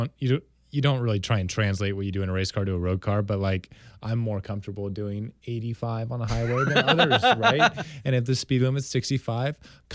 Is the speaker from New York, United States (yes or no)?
no; California, United States; I'm from California